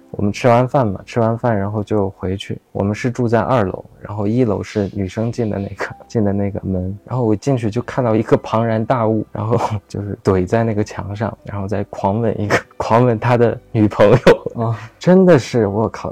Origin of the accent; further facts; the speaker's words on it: Beijing, China; also born or lived in Xining, Qinghai; 我小时候在北京嘛，然后那时候藏语也不太会说